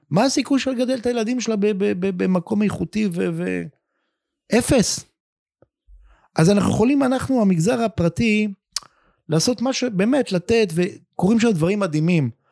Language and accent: Hebrew; the Krayot, Haifa District, Israel; גדלתי ב, ב, בקריות, בדירה בקומה רביעית, בלי מעלית, בבלוק